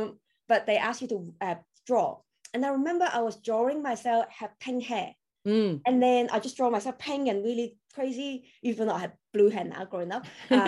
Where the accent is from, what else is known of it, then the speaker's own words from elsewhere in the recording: Hong Kong; English is a second language; moved away as an adult; also born or lived in Taiwan / United Kingdom / Shanghai, China; now in Australia; I was born in Hong Kong and then I grew up in Taiwan because my mom is Taiwanese.